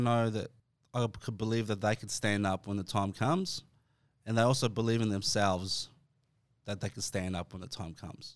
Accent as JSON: {"language": "English", "town": "Dandenong", "region": "Victoria", "country": "Australia", "said": "I'm from Dandenong"}